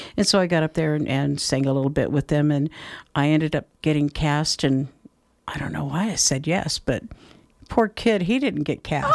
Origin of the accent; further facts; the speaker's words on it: Folsom, California, United States; moved away as an adult; also born or lived in Knob Noster, Missouri; now in Grass Valley, United States; I was raised in Folsom, actually, so not that far away